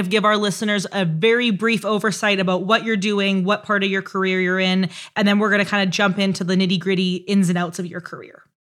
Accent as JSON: {"language": "English", "country": "Canada", "said": "I'm Canadian, so I say bag weird, JAG weird"}